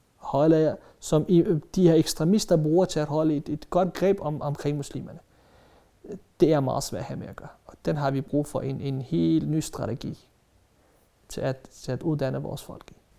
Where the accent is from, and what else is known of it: Denmark